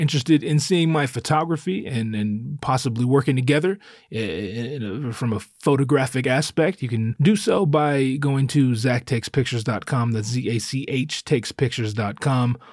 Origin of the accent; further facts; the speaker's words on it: Northern California, United States; moved away; I grew up up north in Northern California